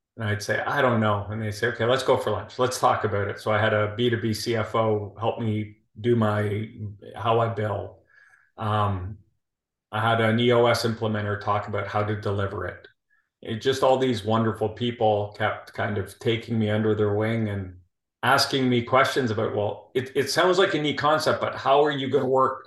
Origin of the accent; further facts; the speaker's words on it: Toronto, Ontario, Canada; moved away as an adult; also born or lived in Calgary, Alberta, Canada; now in Houston, United States; I'm originally from Toronto.